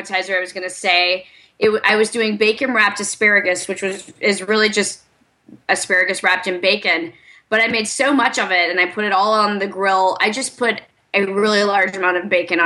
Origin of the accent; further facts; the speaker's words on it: the South, United States; I'm from the South too, not from Alabama